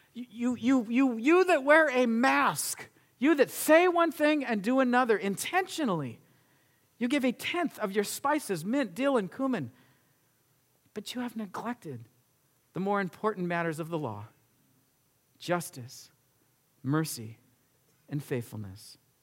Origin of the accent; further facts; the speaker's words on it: United States; we as an American nation